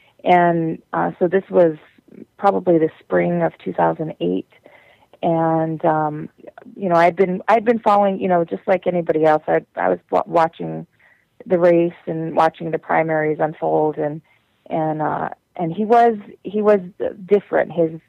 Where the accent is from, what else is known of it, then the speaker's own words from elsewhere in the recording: the Dakotas, United States; My great grandmother was Cheyenne, and so we've been all over the Dakotas all my life, and in Denver and Nebraska and up and down that whole corridor